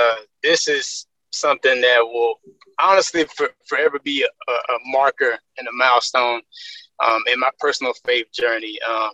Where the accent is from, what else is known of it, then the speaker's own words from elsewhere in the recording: Birmingham, Alabama, United States; I am born and raised in Birmingham, Alabama. So I am a Southern boy. At heart.